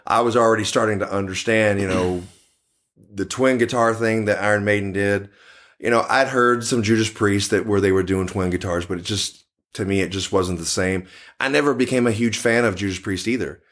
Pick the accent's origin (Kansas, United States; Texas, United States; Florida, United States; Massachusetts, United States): Texas, United States; Dallas; Born and raised in Dallas, Texas.